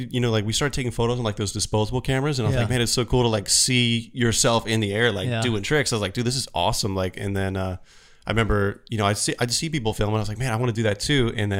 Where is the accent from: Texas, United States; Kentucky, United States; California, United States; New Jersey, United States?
Kentucky, United States; Florence; now in Phoenix, United States; I grew up in Kentucky, Florence, Kentucky, just south of Cincinnati. Okay. So I'm a Southern boy at heart.